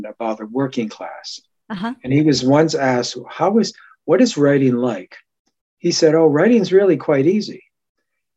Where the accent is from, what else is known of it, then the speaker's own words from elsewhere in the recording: Japan; I was born in Japan.